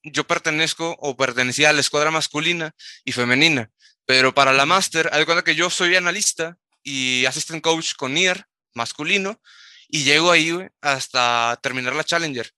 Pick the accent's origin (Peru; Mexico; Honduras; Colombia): Mexico; Tamaulipas; jugando en Tamaulipas, de donde soy